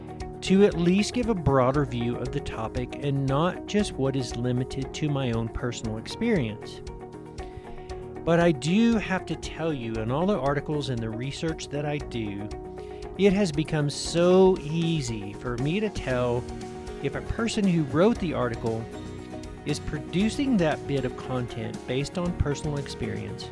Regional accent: North Georgia, United States; I was born in North Georgia, and I spent a great deal of my childhood on the family farm.

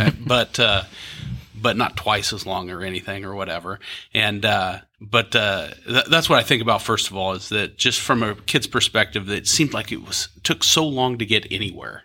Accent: Topeka, Kansas, United States; now in Kansas City, United States; I grew up in Topeka, so just down the road

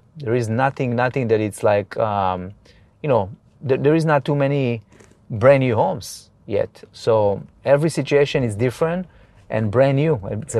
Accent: Israel; also born or lived in Los Angeles; now in Bay Area, United States; I'm originally from Israel. You know, I've been here for almost 20 years.

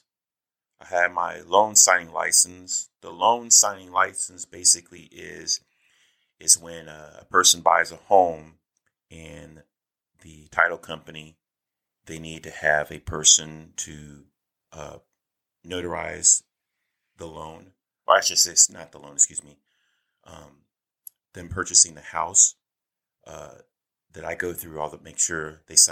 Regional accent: Olathe, Kansas, United States; I grew up in a small town called Olathe, Kansas.

